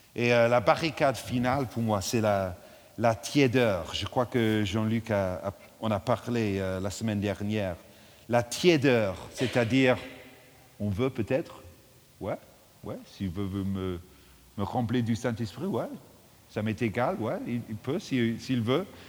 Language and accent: French; England, United Kingdom; French is a second language; now in London, United Kingdom; je suis anglais